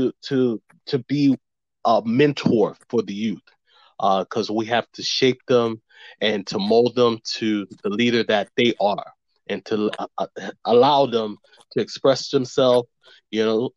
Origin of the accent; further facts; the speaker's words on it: Miami, Florida, United States; I am a Haitian American, born and raised in Miami, the son of Haitian immigrants